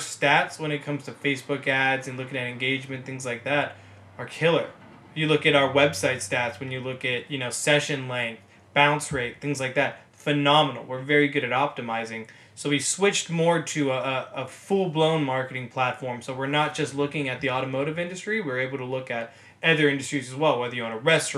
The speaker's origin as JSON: {"language": "English", "town": "Los Angeles", "region": "California", "country": "United States", "tie": "born or raised there", "said": "I'm born and raised in Los Angeles, California, which is where we're filming this right now, my room"}